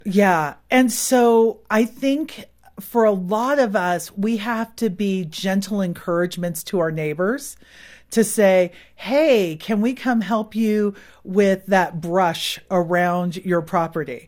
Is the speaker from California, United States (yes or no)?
yes; Silicon Valley, California, United States; born or raised there; moved away as an adult